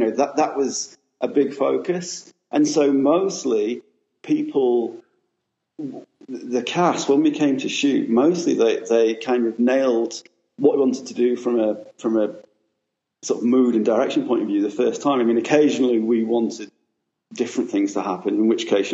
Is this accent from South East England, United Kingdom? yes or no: no; Sheffield, Yorkshire and the Humber, United Kingdom; now in London, United Kingdom; I'm from Sheffield originally, but I've been living in London for, I don't know, 15, 20 years